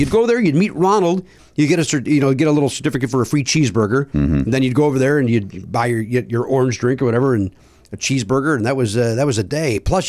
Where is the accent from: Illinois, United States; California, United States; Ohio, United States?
Illinois, United States; Chicago; Ray Rayner's a guy I grew up watching on Chicago television.